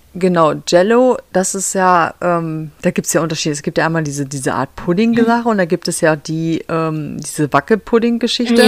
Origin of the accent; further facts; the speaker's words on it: Lower Saxony, Germany; now in Michigan, United States; Ich komme aus Niedersachsen